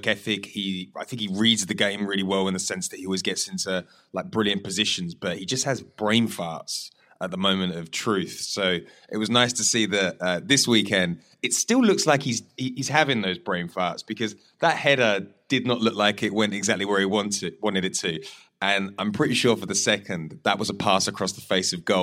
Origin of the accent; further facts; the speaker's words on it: England, United Kingdom; as English Arsenal fans